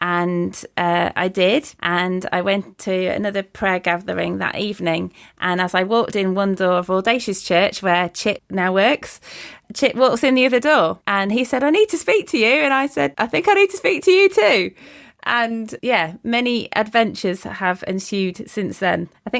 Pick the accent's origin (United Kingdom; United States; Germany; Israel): United Kingdom; Lincolnshire, East Midlands; I'm from a village in Lincolnshire, so East Midlands in the UK.